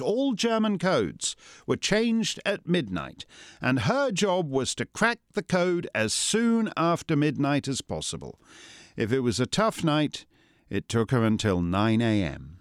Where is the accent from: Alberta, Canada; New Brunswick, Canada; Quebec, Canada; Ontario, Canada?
Ontario, Canada; Toronto; my hometown of Toronto